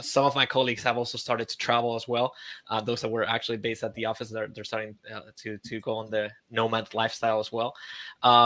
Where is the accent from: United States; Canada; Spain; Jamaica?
Spain; moved away as an adult; also born or lived in Santiago, Chile; I'm from Spain